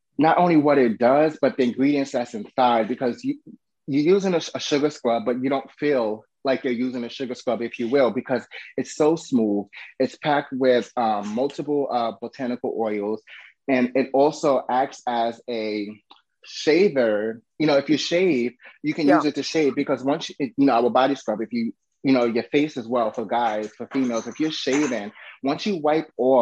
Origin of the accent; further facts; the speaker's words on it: New York, United States; now in Florida, United States; I'm originally from New York, so I know at that time living in New York